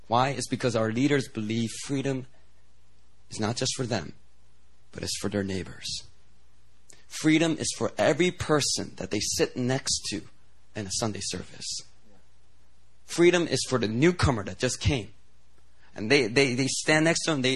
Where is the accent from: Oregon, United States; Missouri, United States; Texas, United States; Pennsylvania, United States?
Pennsylvania, United States; Philadelphia; moved away as an adult; also born or lived in New Jersey; now in Seoul, South Korea; I grew up in Philly